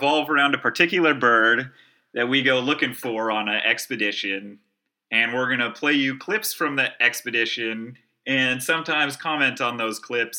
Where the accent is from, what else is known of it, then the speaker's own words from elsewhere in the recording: Stinson Beach, California, United States; we went up to scenic Mount Tamalpais that overlooks my hometown of Stinson Beach.